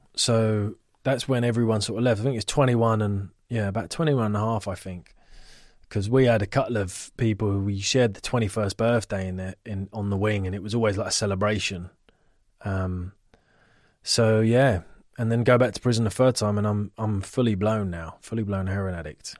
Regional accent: Ivybridge estate, near Richmond and Twickenham, London, United Kingdom; we grew up on Ivy Bridge and it was very close to Richmond and Twickenham

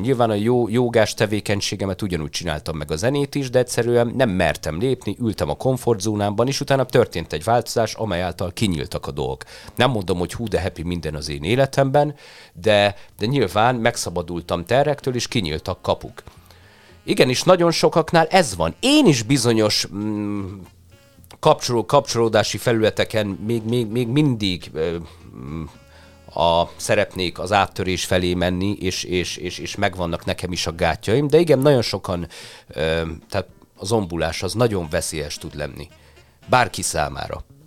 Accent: Hungary; én már itt születtem Magyarországon

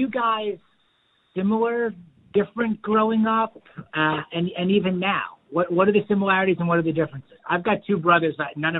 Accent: New York, United States; also born or lived in Michigan; now in Houston, United States; Growing up in New York and then going to school in Michigan

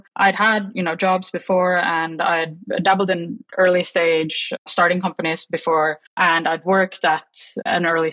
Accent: Oslo, Norway; moved away as an adult; also born or lived in London / San Francisco; I moved from Norway when I was 27 years old.

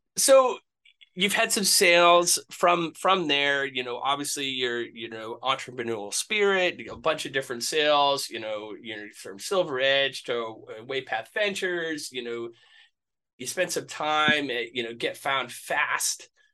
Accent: Maine, United States; moved away; also born or lived in Rutland, Vermont / New Hampshire / Atlanta; born in Maine, lived on the coast of Maine

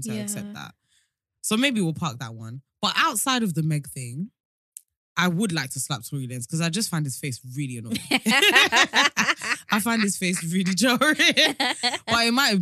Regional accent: United Kingdom; We're too British

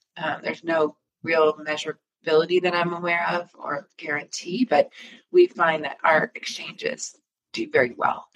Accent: Michigan, United States; moved away as an adult; also born or lived in Colorado; now in Breckenridge, United States; I grew up in Michigan

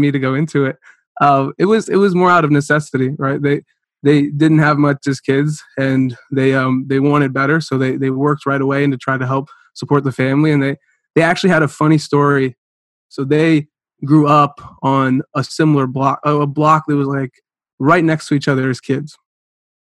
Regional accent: Concord, Ohio, United States; also born or lived in Chardon, Ohio / Cleveland, Ohio; I grew up in Cleveland, Ohio.

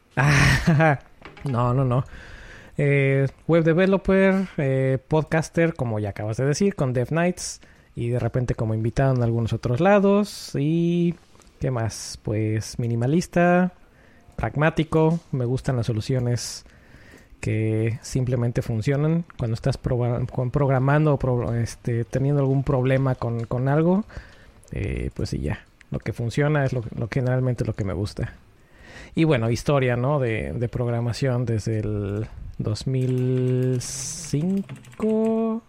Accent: Puebla, Mexico; moved away as an adult; now in Connecticut, United States; cuando voy a mi casa a Puebla, que soy, yo soy de Puebla

